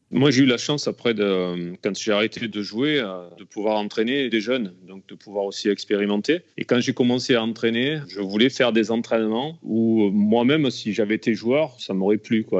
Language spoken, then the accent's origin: French; Alès, Occitania, France; j'ai commencé dans mon club euh, là où je suis né à Alès